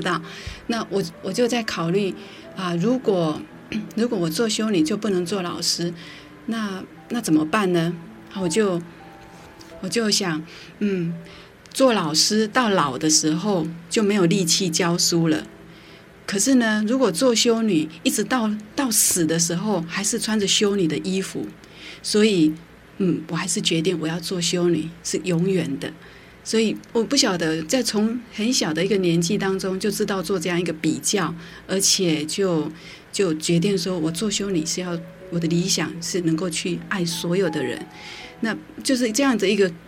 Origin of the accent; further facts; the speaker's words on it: Qingliao, Tainan, Taiwan; 在清辽，台南县